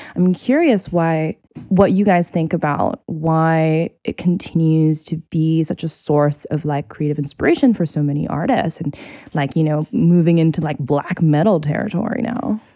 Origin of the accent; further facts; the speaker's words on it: Singapore; moved away; growing up in Singapore, I would hear you know, like calls to prayer for the mosque all the time